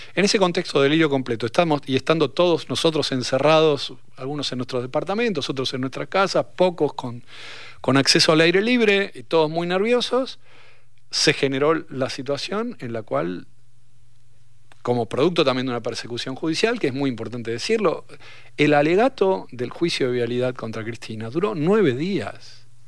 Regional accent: Argentina; Estoy bastante cómodo siendo argentino

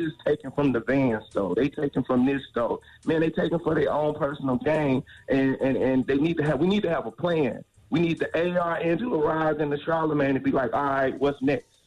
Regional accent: Moncks Corner, South Carolina, United States; I'm from South Carolina. I'm from Moncks Corner, South Carolina

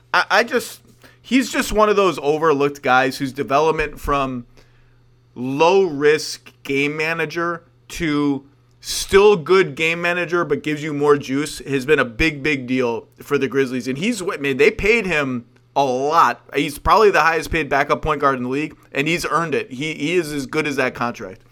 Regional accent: New York, United States; I've grown as, as a New Yorker, as a proper New Yorker, which I will still claim, even though I'm now a suburban loser

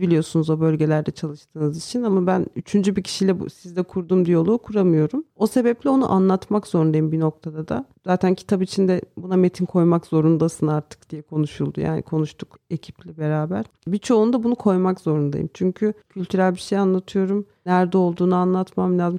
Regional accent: Karaçalılık village, Manyas, Balıkesir, Turkey; Ben Karaçalık köyünde yani köyde büyüdüm. İlkokulu orada okudum.

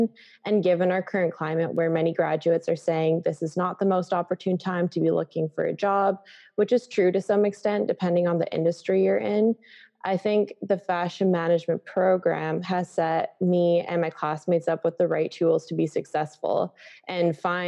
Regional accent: Canada; moved away; I'm from Canada

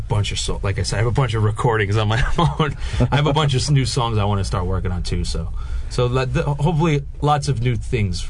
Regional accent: New York, United States; growing up in New York

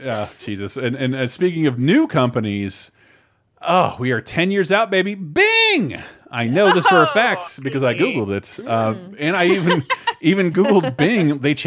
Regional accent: Tallahassee, Florida, United States; born or raised there

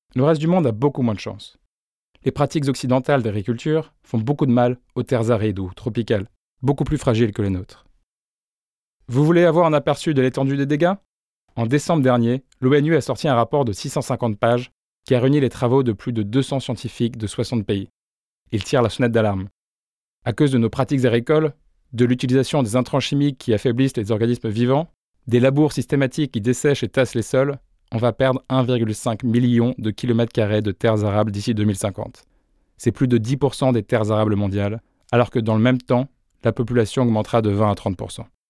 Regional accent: Beauce, Centre-Val de Loire, France; Je suis né en Beauce, le grenier de la France

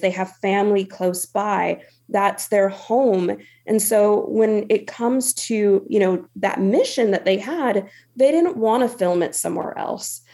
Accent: Stockton, California, United States; being from Stockton

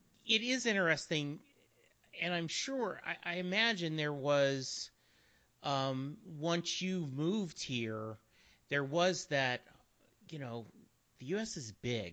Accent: Louisiana, United States; also born or lived in Texas; I grew up in Louisiana. We moved to Dallas in 86. My dad was in the Army. We moved around a lot.

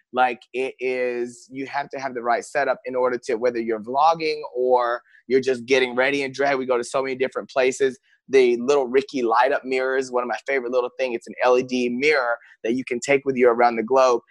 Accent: Paris, Texas, United States; now in Los Angeles, United States; I grew up in a small town. I'm originally from Paris, Texas

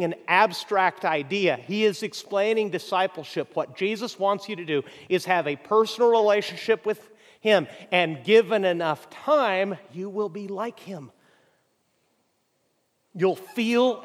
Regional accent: Mexico; moved away; I grew up in Mexico

